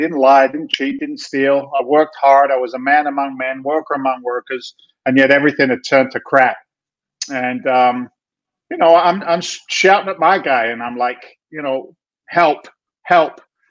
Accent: London, United Kingdom; moved away as an adult; now in United States; I'm actually an immigrant to the United States of America. Don't tell anybody. It's a secret. I came from London, England back in 1986, became a naturalized citizen

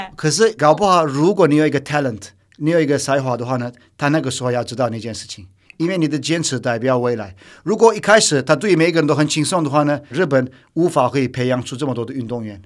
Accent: Turkey; Chinese is a second language; moved away as an adult; now in Taiwan; 不要忘记。

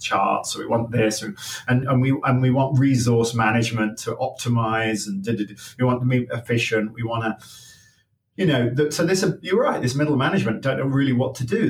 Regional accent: Leicester, East Midlands, United Kingdom; now in United States; I was born in Leicester, just outside Leicester

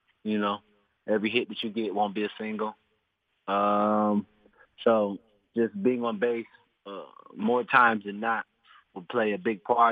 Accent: Florida, United States; I'm a Floridian. I was born in Florida. I was raised in Florida.

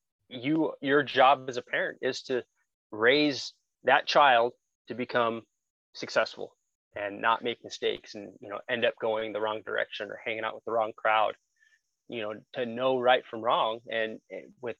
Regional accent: Glendale, Arizona, United States; I'm a native to Arizona. I was born and raised in Glendale

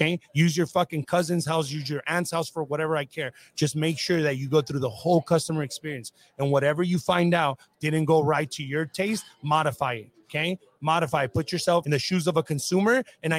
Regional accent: Whittier, California, United States; Oh, I grew up in Whittier.

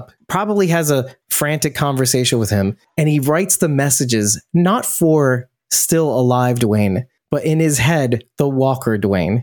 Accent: New York, United States; I'm from New York

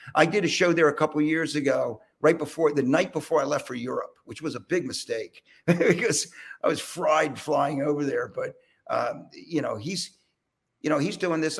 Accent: Philadelphia, Pennsylvania, United States; I'm from Philly

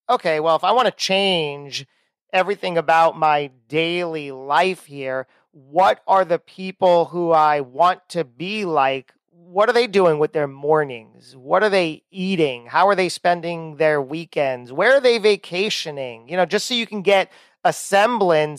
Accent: New Jersey, United States; We're both from Jersey

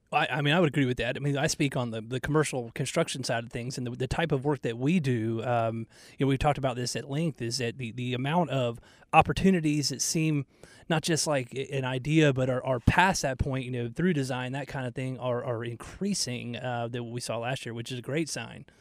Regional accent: Atlanta, Georgia, United States; now in Charlotte, United States; growing up in Georgia

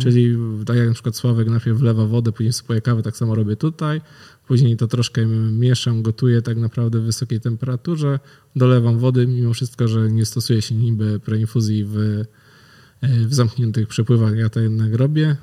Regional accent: Wągrowiec, Greater Poland, Poland; z mojego rodzinnego miasta, z Wągrowca

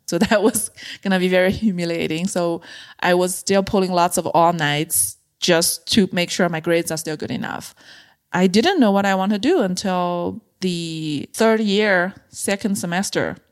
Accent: China; moved away as an adult; also born or lived in Beijing; I grew up in a mid-size city in China

